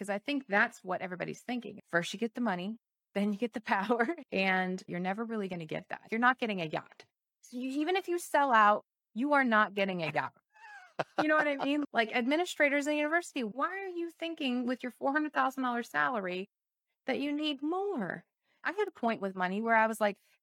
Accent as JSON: {"language": "English", "town": "Chicago", "region": "Illinois", "country": "United States", "said": "I'm from Chicago"}